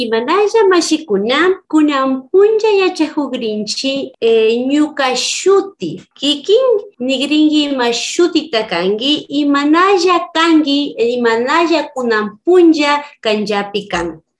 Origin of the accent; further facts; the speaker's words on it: Ecuador; first language Kichwa; Spanish is a second language; aquí en mi país no se valora ya el idioma